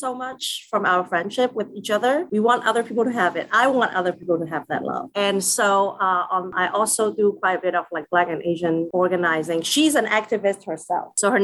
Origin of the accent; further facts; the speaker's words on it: Macau; now in Philadelphia, United States; I grew up in Macau